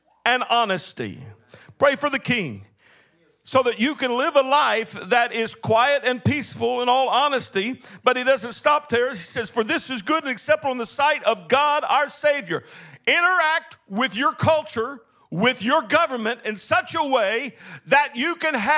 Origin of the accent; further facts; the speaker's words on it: Longview, Texas, United States; I was born in Longview, Texas